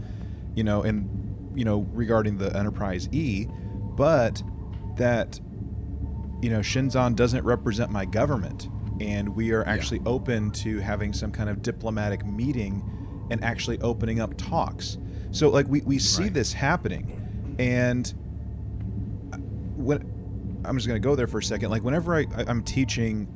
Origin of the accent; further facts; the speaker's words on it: United States; as an American